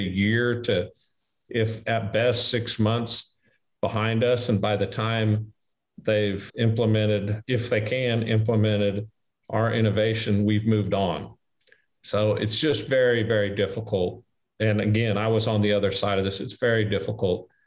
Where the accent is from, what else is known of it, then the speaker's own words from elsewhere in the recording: Midwest, United States; I'm from the Midwest.